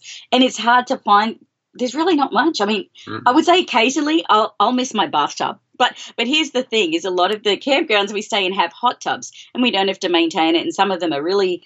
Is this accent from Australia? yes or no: yes; Australia; moved away as an adult; now in United States; I'm Australian, in case anyone's wondering what the accent is